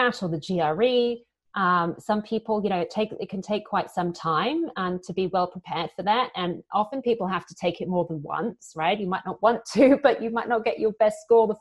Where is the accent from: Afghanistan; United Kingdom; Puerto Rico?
United Kingdom; accent: British; moved away; also born or lived in London / Paris / Singapore; as you can probably hear from my accent, I'm British.